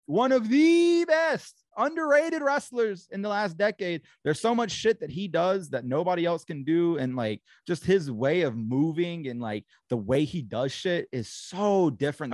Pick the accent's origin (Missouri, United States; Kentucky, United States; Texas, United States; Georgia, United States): Georgia, United States; Augusta; also born or lived in Columbus, Georgia; i grew up in augusta but like i was always bouncing around in georgia so like i grew up in augusta i lived in uh, columbus for a little bit